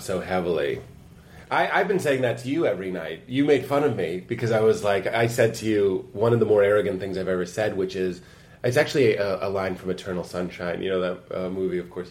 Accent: Lexington, United States; I'm from Lexington

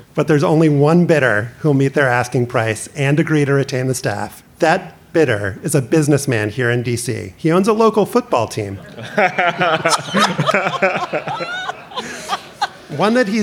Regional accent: Louisiana, United States; College football from my home state

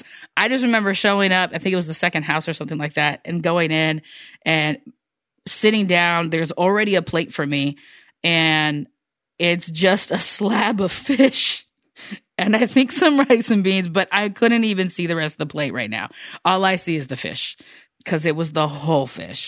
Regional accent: United States; now in Seattle, United States; I'm American

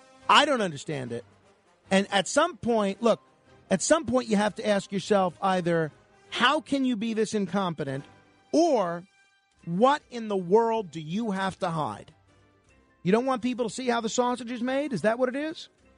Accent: New York City, New York, United States; my hometown, New York City

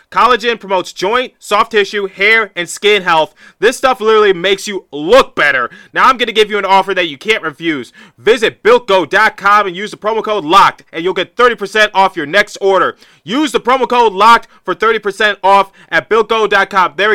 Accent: Providence, Rhode Island, United States; born there; also born or lived in Detroit / Philadelphia; I was born in Providence, Rhode Island, so moved there to Detroit, then Detroit to some suburb, uh, some suburb back to Detroit, then Detroit to Philadelphia.

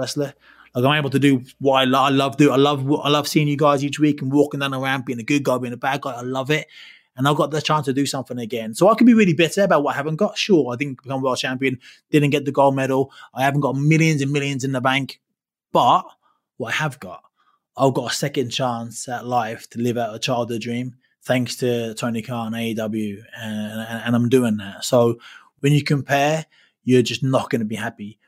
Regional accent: London, United Kingdom; moved away; London is my hometown

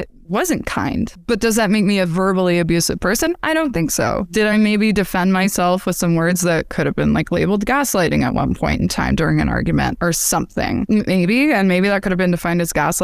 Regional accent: Utah, United States; the culture I was brought up in Utah

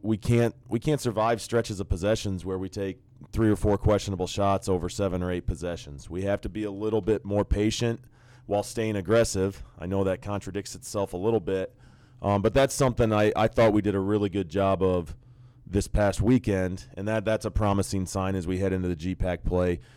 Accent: Nebraska, United States; I grew up in Nebraska, so I, I was an outcast in a lot of ways being a Hawkeye fan

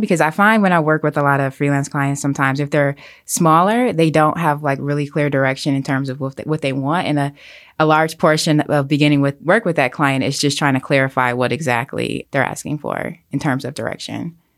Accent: Detroit, Michigan, United States; now in New York City, United States; I grew up in a, like, very lower-income inner city community

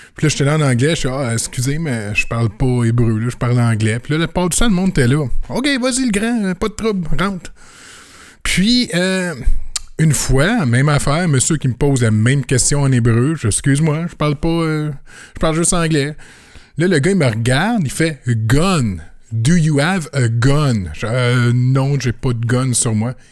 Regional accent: Canada; je suis canadien

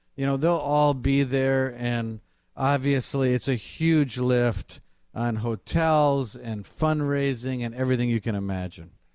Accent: Kenosha, Wisconsin, United States; also born or lived in Washington D.C.; I'm from Kenosha, Wisconsin

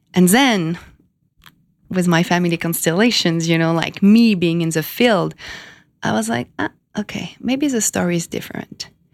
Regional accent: France; moved away as an adult; also born or lived in Miami / California; now in New York, United States; I was born in France 33 years ago.

